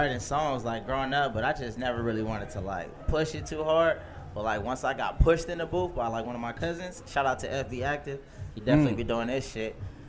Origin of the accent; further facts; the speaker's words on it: Inland Empire, California, United States; I'm coming from the IE, bro. Here in Rialto, Fontana